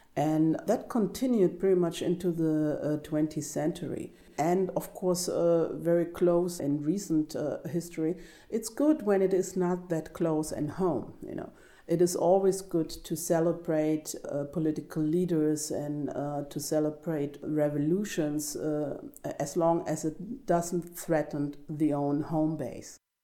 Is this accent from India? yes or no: no; East Germany, Germany; Growing up in East Germany